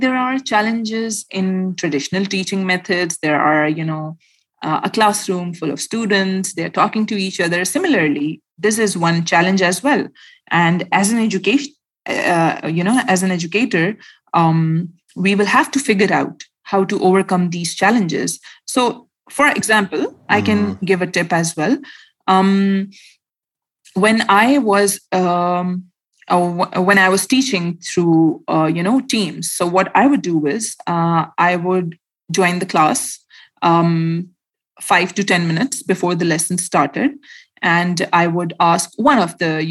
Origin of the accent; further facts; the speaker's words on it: Khyber Pakhtunkhwa, Pakistan; I am a Pashtun from Pakistan. So I belong from my village that is called Lucky Marwat and Bannu. So every year we used to visit our village every year